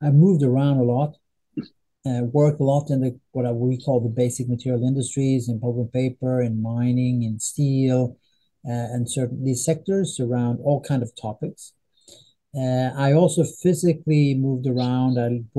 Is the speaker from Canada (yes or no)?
no; northern Sweden, Sweden; English is a second language; Anyway, I am from Sweden. I'm from a relatively small town in northern Sweden. That's my background.